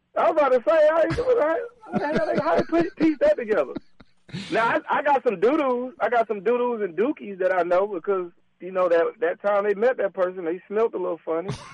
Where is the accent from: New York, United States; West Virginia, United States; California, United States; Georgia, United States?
Georgia, United States; Atlanta; I'm from Atlanta, so it's like a, a, a version of Atlanta to me